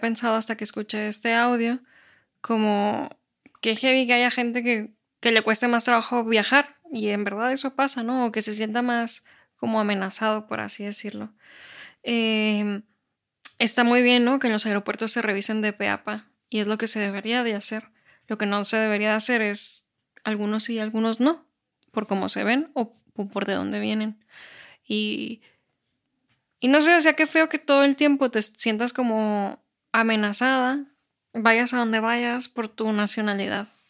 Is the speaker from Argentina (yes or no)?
no; Mexico; now in Spain; yo sí soy mexicana y me veo como mexicana